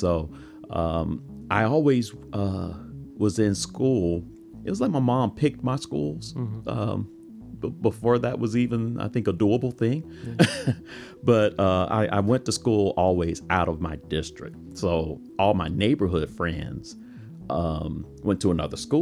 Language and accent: English; Jacksonville, Florida, United States; also born or lived in Atlanta / Palatka, Florida; I was born and raised in Jacksonville, on the north side of Jacksonville